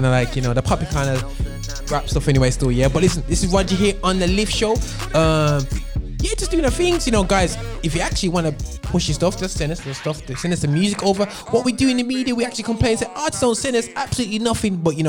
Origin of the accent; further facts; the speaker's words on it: Birmingham, West Midlands, United Kingdom; in Birmingham, in my hometown